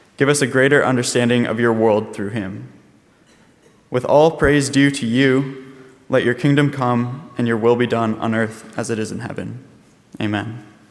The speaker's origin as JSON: {"language": "English", "town": "Whitinsville", "region": "Massachusetts", "country": "United States", "tie": "born or raised there", "said": "my hometown, Whitensville, Massachusetts"}